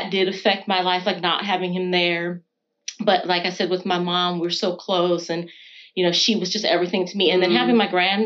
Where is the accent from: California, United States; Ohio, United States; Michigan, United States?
Michigan, United States; Detroit; accent: California-ish; moved away as an adult; now in Cumbria, United Kingdom; I was born and raised in Detroit, Michigan